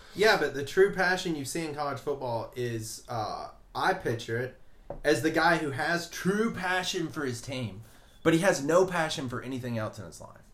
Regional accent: Alabama, United States; I'm from Alabama

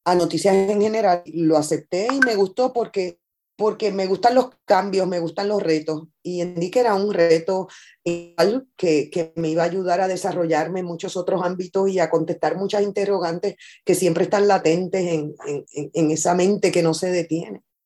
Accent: Puerto Rico; yo soy mayoría en mi país. Yo soy mayoría, es, es lo que más hay en Puerto Rico

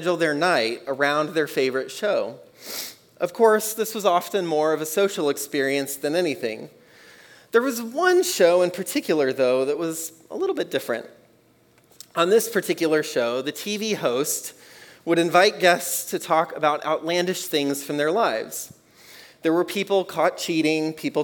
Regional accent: Texas, United States; I grew up in Texas

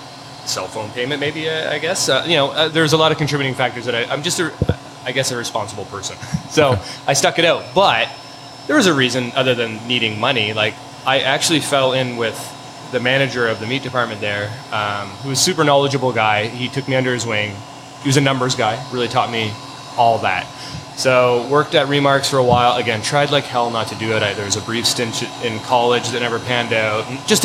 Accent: Harrow, Ontario, Canada; moved away as an adult; now in Hamilton, Canada; South of Windsor in a little town called Harrow.

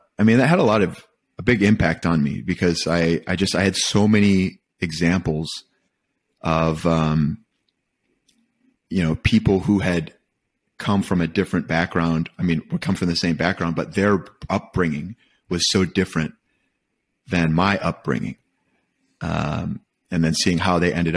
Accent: Michigan, United States; I was born and raised in Michigan

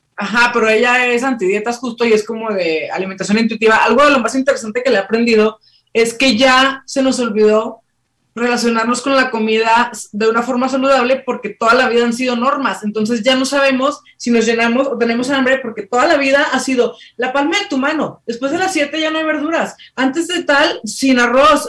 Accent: Mexico; como mexicanas, en este caso, ¿no? Toda la herencia que tenemos

